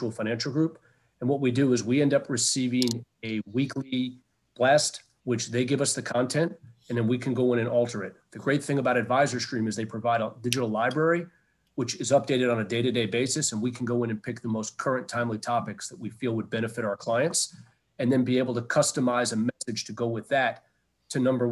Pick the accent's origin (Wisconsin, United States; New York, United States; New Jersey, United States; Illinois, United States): New York, United States; New City; Originally, I grew up in a place called New City, New York, which is about 25 miles north of Manhattan